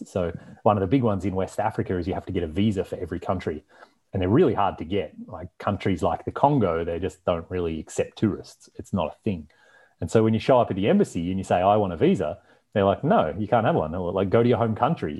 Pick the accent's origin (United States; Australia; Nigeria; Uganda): Australia; moved away; also born or lived in Canada; growing up in Australia and then living in Canada